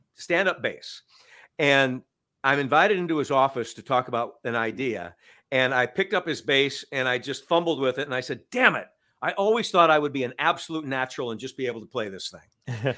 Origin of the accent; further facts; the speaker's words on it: Cedar Falls, Iowa, United States; moved away as an adult; also born or lived in Waterloo, Iowa; I moved back to my hometown